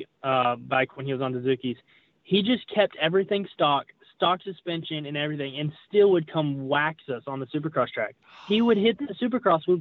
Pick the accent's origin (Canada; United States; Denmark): United States; Tennessee; moved away; also born or lived in Tallahassee, Florida / Texas; So I'm originally from Tennessee. That's where I'm originally from. But I lived in Tallahassee, Florida for 8 years